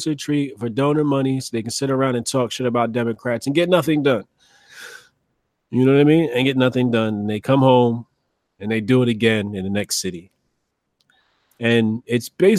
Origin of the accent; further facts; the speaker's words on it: United States; as American people